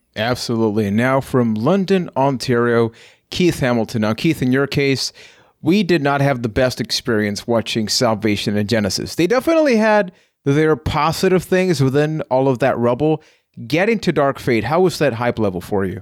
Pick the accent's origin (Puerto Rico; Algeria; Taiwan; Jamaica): Puerto Rico; I am from Puerto Rico